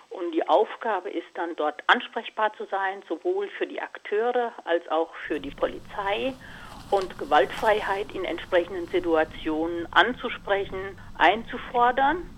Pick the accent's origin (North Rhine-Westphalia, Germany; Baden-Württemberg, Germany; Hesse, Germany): Hesse, Germany; Also ich bin hier sehr naturverbunden im Vogelsberg aufgewachsen